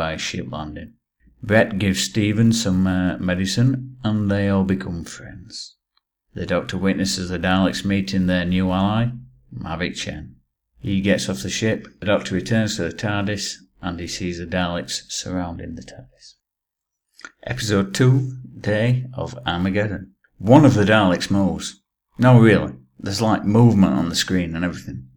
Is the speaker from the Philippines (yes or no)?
no; England, United Kingdom; I'm English